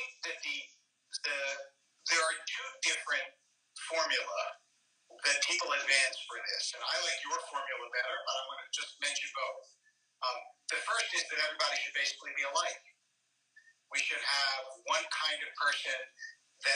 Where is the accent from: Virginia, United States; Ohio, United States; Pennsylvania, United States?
Pennsylvania, United States; Philadelphia; also born or lived in Harrisburg; I was born in Harrisburg and grew up in Philadelphia.